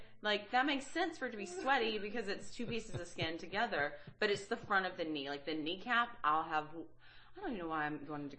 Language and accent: English; Walterboro, South Carolina, United States; I'm from Walterboro